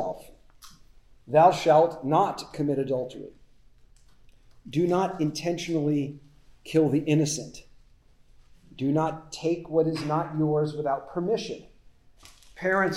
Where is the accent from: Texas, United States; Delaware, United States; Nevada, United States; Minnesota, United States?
Nevada, United States; Las Vegas; moved away; I grew up in Las Vegas